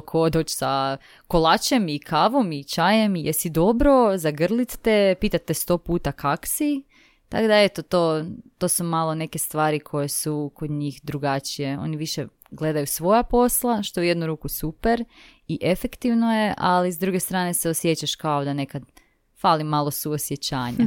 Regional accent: Zagreb, City of Zagreb, Croatia; ja sam iz Zagreba, tako da sam živjela u biti tu sa svojima

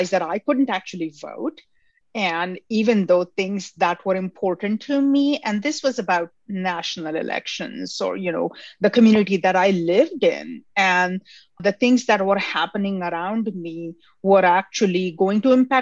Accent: India; now in United States; I grew up in India

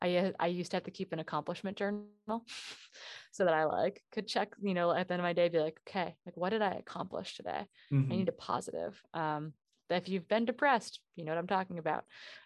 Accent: Wisconsin, United States; I mean, I grew up in Northern Wisconsin. I grew up, the American Birkebeiner, which is the largest ski race in North America, finishes on Main Street of the town I grew up in.

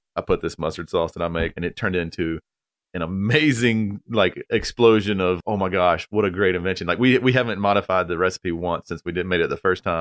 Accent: Apex, North Carolina, United States; I'm from North Carolina, like, born

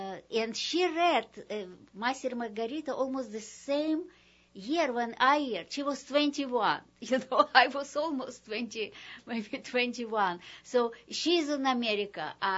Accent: Moscow, Russia; English is a second language; moved away as an adult; now in New Orleans, United States; Oh, I came from Moscow in New Orleans in 1984.

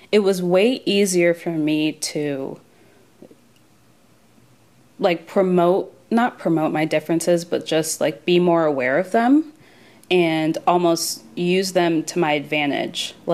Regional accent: Maryland, United States; I said to him very calmly, I grew up in Maryland.

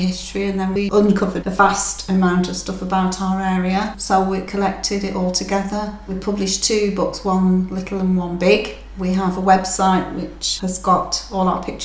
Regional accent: Oswaldtwistle, North West England, United Kingdom; moved away as an adult; now in Coventry, United Kingdom; Oswald Twistle in Lancashire, a little mill town. So that's where I originated.

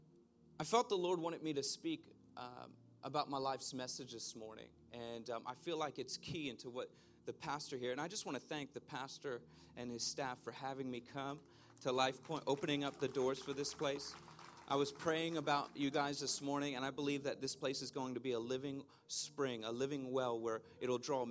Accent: Philadelphia, Pennsylvania, United States; I grew up in Philadelphia, Pennsylvania

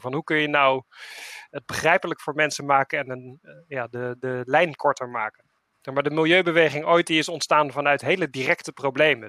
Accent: Utrecht, Netherlands; ben ik Utrechter

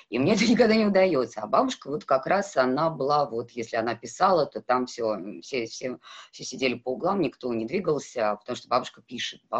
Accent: North Caucasus, Russia; Я выросла в селе на Кавказе, а там главная задача девочки выйти замуж хорошо.

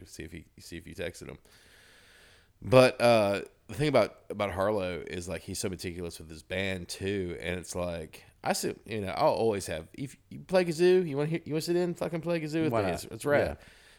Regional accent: Ozark, United States; He's an Ozark boy. And I grew up in Ozark.

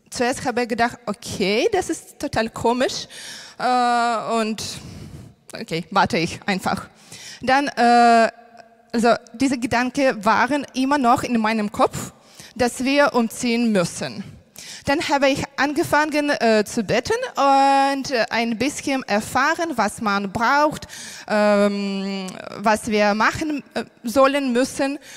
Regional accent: Ukraine; German is a second language; moved away as an adult; now in Germany; ich bin aus der Ukraine und wir sind vor drei Jahren äh, nach Deutschland umgezogen und das war nicht mein Traum.

